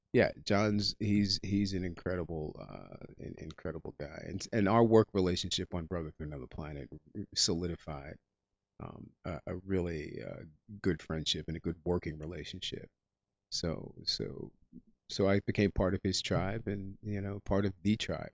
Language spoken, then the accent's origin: English; Englewood, New Jersey, United States; I'm actually from Englewood, New Jersey